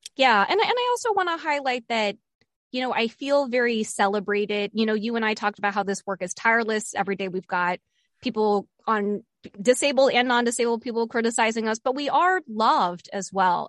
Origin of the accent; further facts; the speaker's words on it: Bethesda, Maryland, United States; moved away; Bethesda, Bethesda, Maryland, which is where I grew up. So I'm going back to my hometown